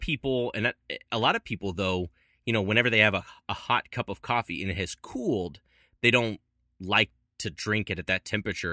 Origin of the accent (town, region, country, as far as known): Louisville, Kentucky, United States; born or raised there; moved away